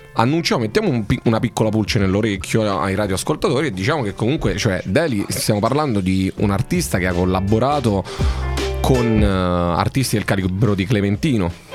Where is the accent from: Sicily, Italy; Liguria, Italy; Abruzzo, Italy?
Abruzzo, Italy; Roccaraso; io so cresciuto a Roccaraso